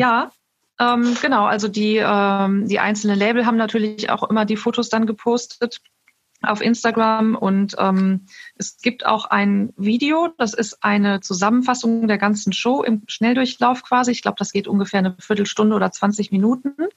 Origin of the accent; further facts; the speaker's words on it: Neuss, North Rhine-Westphalia, Germany; komme aus Neuss